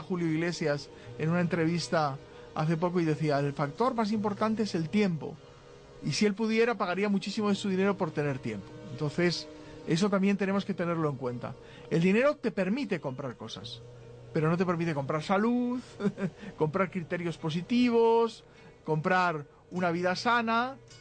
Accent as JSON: {"language": "Spanish", "country": "Spain", "said": "En España, muchos nos sentimos españoles, pues la verdad es que en el territorio llamado España somos españoles"}